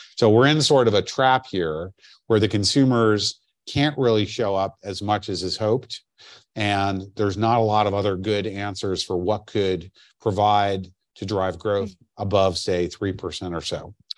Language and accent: English; New York, United States; as a New Yorker